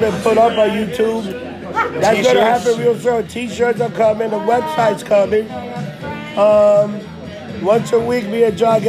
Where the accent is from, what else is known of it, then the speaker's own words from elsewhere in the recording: United States; I'm American